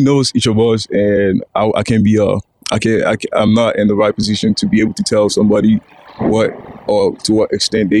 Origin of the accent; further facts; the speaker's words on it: Nigeria; now in United States; growing up in Nigeria